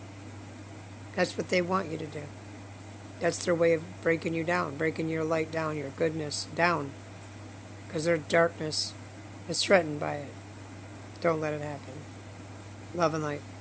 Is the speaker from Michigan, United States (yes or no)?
yes; Michigan, United States; I was in Michigan.